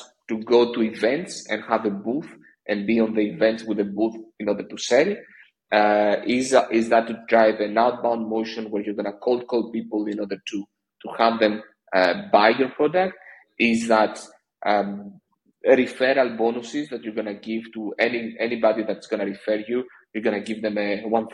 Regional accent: Greece; I'm from Greece

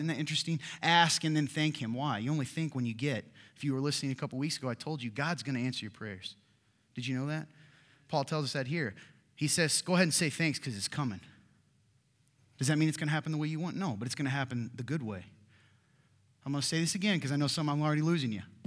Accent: Kentucky, United States; moved away; my home state of Kentucky

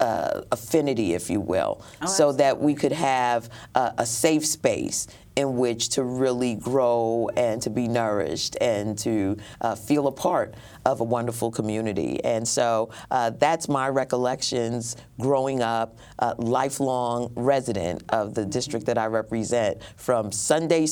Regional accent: New York City, New York, United States; Born in Brooklyn Jewish Hospital. Mm-hmm. Attended all of my formative educational years in Brooklyn

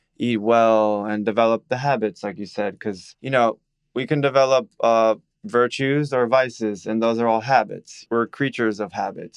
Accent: Miami, Florida, United States; I'm born and raised in Miami, forty years old.

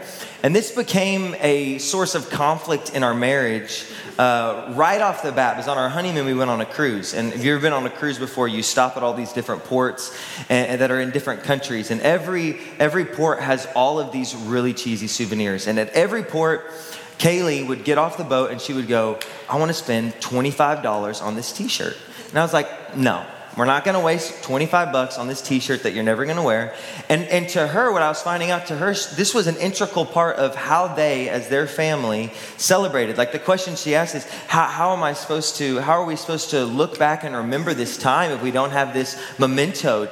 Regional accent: Texas, United States; I grew up in Texas

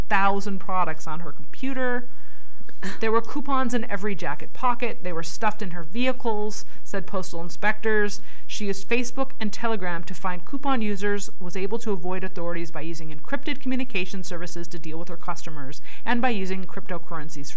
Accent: Snohomish, Washington, United States; moved away; also born or lived in Escondido; I grew up in Snohomish, in pretty much deep country

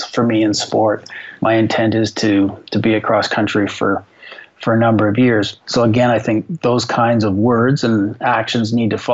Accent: Barrie, Ontario, Canada; I grew up in Barrie, Ontario, playing the game of hockey

